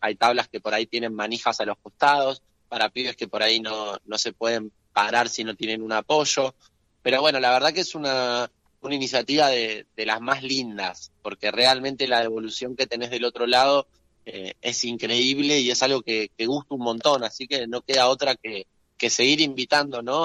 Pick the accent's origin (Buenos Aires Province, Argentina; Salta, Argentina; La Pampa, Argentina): Buenos Aires Province, Argentina; Claypole; yo soy vecino de Claypole